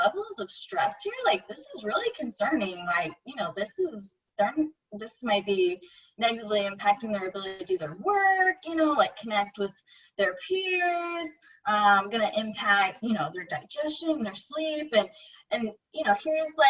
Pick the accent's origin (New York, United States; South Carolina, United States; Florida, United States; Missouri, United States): Missouri, United States; Kansas City; moved away as an adult; also born or lived in Washington, D.C.; I live in Kansas City. I'm from Kansas City originally, but I've actually lived all over the place